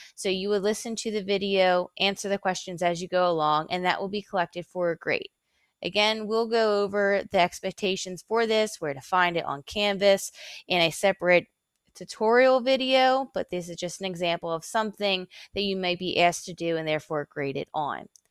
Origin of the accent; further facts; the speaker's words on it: Philadelphia, Pennsylvania, United States; moved away as an adult; now in King George, United States; I'm originally from Philadelphia, Pennsylvania